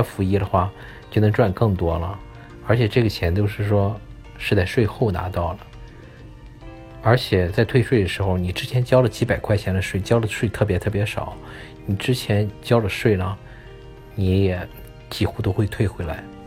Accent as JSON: {"language": "Chinese", "country": "China", "moved": "yes", "lives_now": "United States", "said": "我们中国人"}